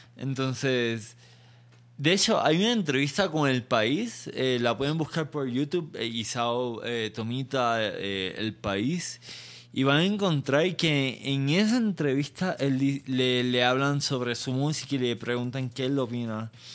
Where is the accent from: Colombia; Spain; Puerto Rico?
Puerto Rico; now in Mexico; no soy mexicano, soy puertorriqueño